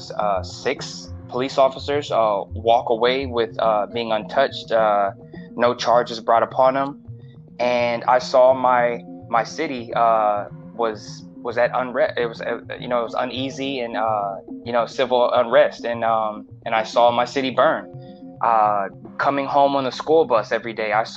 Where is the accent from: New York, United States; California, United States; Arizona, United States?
California, United States; Los Angeles; Born and raised LA. I'm from Mid City, Pico Crenshaw